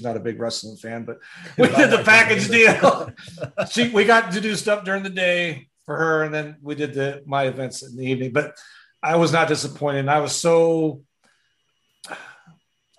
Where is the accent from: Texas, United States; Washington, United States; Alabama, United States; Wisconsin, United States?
Wisconsin, United States; I grew up in Wisconsin